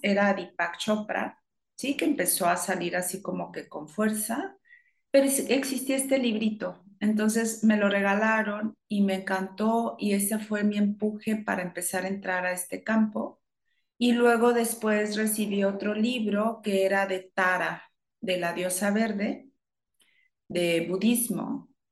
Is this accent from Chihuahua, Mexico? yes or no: yes; Chihuahua, Mexico; moved away as an adult; now in Monterrey, Mexico; Principalmente soy de Chihuahua, después me vine para acá, para Monterrey